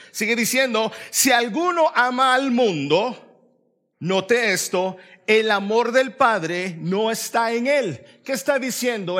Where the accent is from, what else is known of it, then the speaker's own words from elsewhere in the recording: El Salvador; now in Raleigh, United States; yo soy salvadoreño